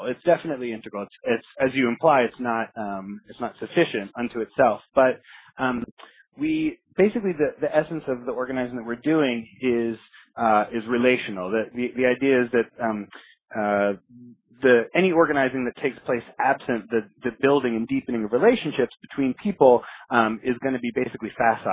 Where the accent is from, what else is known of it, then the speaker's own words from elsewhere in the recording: New York City, New York, United States; moved away as an adult; now in Indiana, United States; my hometown of New York City